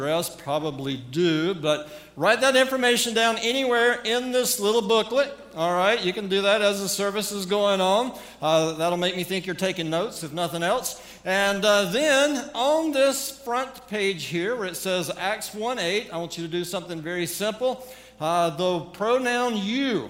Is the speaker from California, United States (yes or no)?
no; North Carolina, United States; accent: southern; now in Manhattan, Montana, United States; We are originally from North Carolina. I have not lost my southern accent after all these years.